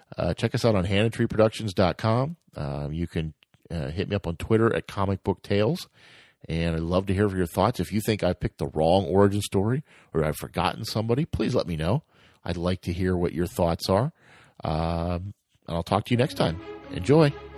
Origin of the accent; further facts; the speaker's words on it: United States; I'm from America